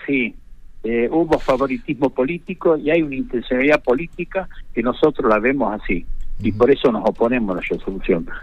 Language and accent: Spanish; Villa Cubas, Catamarca, Argentina; yo soy de, Villacuba, nací y me crié en Villacuba